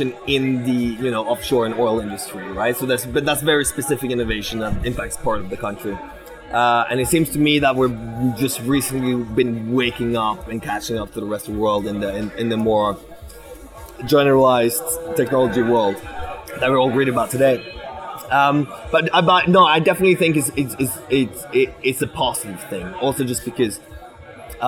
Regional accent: Bergen, Vestland, Norway; I grew up in Bergen, as I said, right, West Coast.

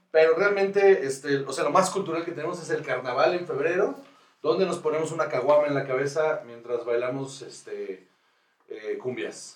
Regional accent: Guaymas, Sonora, Mexico; moved away as an adult; now in Mexico City, Mexico; yo soy de Guaymas, Sonora.

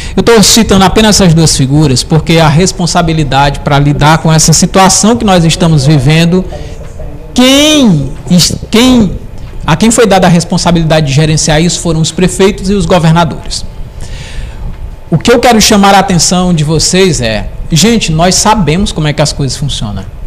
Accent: Presidente Dutra, Brazil; moved away; lá em Presidente Dutra

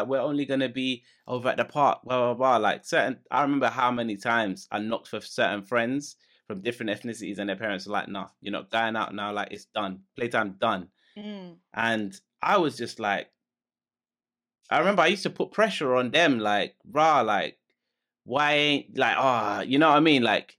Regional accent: London, United Kingdom; we're talking about the like, the nostalgia and how things were when we were kids growing up in London

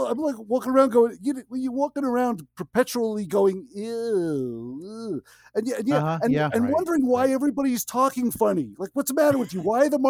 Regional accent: New York City, New York, United States; now in Connecticut, United States; I grew up in Marine Park

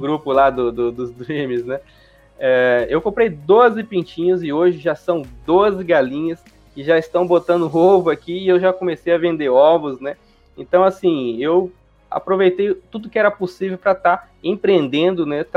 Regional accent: Juara, Mato Grosso, Brazil; now in Cuiabá, Brazil; sou do interior, né? Aqui do Mato Grosso, nasci em Juara. É, hoje eu vivo na capital, né, vivo aqui na Cuiabá

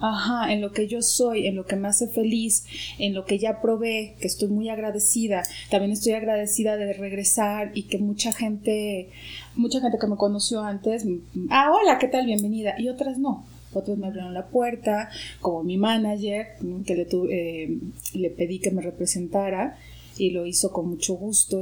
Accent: Guadalajara, Jalisco, Mexico; moved away as an adult; also born or lived in London; now in Mexico City, Mexico; yo soy de Guadalajara. Llegué a la Ciudad de México en el 2004

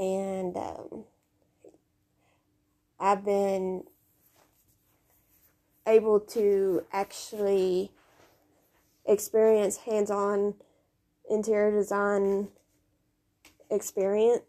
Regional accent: Kentucky, United States; now in Tennessee, United States; I was raised in Kentucky, but I've lived in Tennessee for the last 6 years

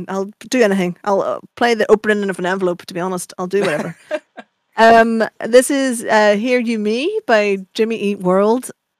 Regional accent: Ireland; I'm Irish

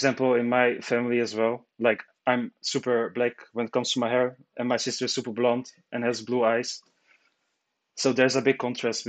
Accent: Zaandam, North Holland, Netherlands; also born or lived in Trabzon, Turkey (ancestry); I was born in Zaandam, where I still live right now. And both of my parents are Turkish. So I can say that I'm fully Turkish, not a mix or something.

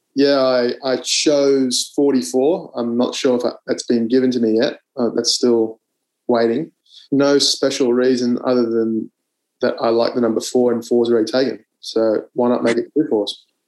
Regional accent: Canberra, Australian Capital Territory, Australia; I grew up in Canberra

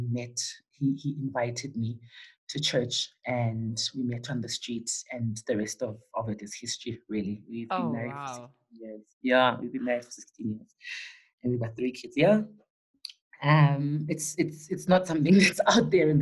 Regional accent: Soweto, Gauteng, South Africa; also born or lived in West Rand; I was raised in Dobsonville

